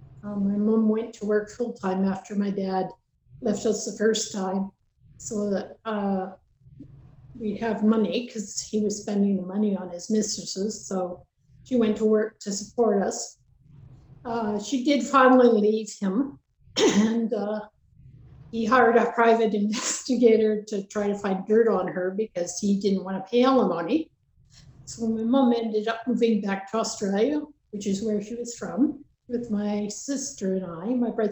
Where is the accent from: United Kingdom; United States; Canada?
Canada; Lac La Biche, Alberta; born there; also born or lived in British Columbia; so we lived in BC, Alberta, BC, back and forth. So I traveled quite a bit, but I was born in Alberta. I was born in Lac La Biche, actually.